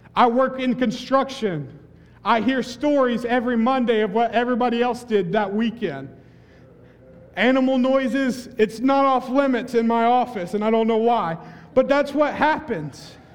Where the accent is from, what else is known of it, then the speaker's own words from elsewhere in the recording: between Bell Buckle and Wartrace, Tennessee, United States; moved away as an adult; now in Hawaii, United States; My high school was in between Balbuckle Buckle and War Trace two very small towns.